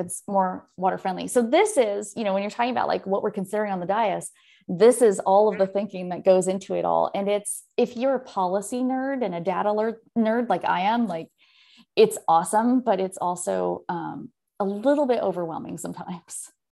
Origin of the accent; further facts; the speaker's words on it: Oakland, California, United States; moved away as an adult; also born or lived in San Francisco / Texas; now in Leander, United States; I was born in San Francisco, raised just outside of Oakland, and moved to Texas in twenty ten